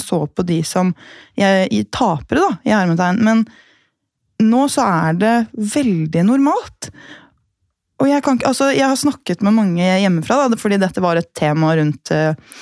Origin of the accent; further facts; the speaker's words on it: Gol, Buskerud, Norway; moved away; så er jeg fra Gol